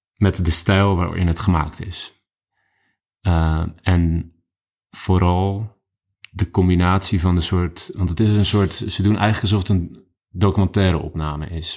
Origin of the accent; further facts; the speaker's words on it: Netherlands; als Nederlander